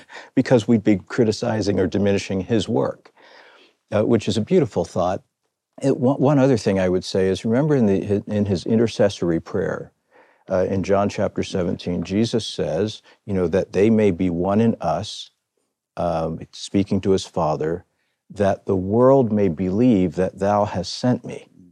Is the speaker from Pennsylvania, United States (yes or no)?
yes; Philadelphia, Pennsylvania, United States; I was born and raised in Philadelphia